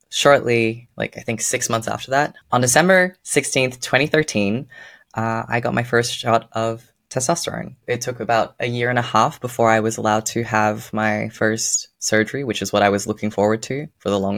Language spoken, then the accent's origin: English; Netherlands; moved away; also born or lived in Australia; For context, I was born in Australia and I moved to the Netherlands when I was eight.